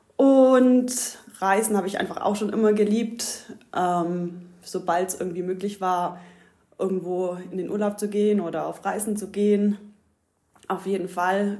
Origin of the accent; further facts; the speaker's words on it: Ulm, Baden-Württemberg, Germany; moved away as an adult; also born or lived in Australia; now in Greece; Also ich bin hier in der Ulmer Gegend aufgewachsen, wie man unschwer hören kann